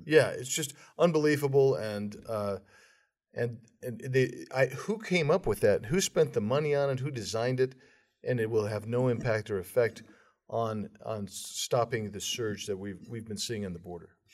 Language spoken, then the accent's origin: English; Arizona, United States; my home state of Arizona